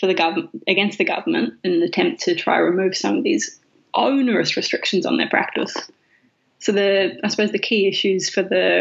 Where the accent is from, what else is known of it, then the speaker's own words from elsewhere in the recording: New Zealand; now in Australia; I'm a New Zealander